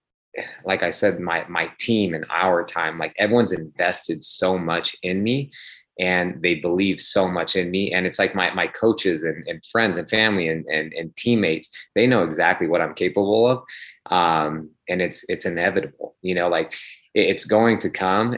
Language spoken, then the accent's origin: English; Sacramento, California, United States; also born or lived in Phoenix, Arizona; I was born in Phoenix, but, you know, I grew up in Sacramento. My father, they moved out here, I think, when I was like 6 months old